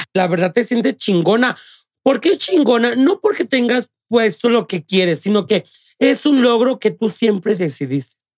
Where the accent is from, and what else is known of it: Guanajuato, Mexico; born or raised there